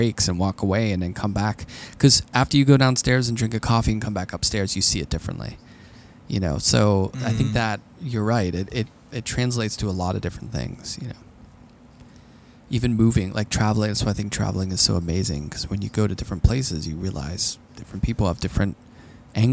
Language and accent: English; Pittsburgh, Pennsylvania, United States; accent: Pittsburghese; When I grew up in Pittsburgh, I had a Pittsburghese accent